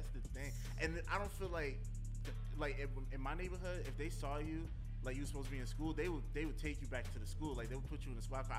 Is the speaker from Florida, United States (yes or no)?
no; Roselle, New Jersey, United States; So like in my name 908, that represents the county that I'm from, Union County. I grew up in Roselle, but there's no hospital in Roselle, so you can't be born in Roselle. It's a small town.